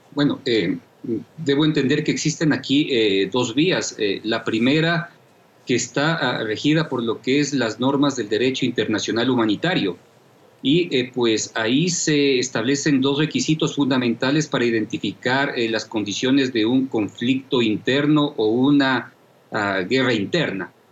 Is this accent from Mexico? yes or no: no; Ecuador; nos vamos a ver abocados como, como ecuatorianos